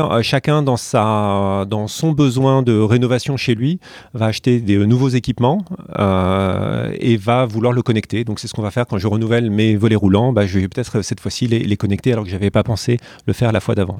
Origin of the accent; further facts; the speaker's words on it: France; je suis français